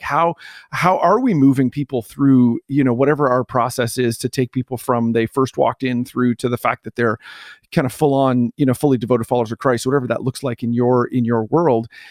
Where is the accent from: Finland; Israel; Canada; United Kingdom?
Canada; moved away as an adult; also born or lived in New Jersey, United States; I am Canadian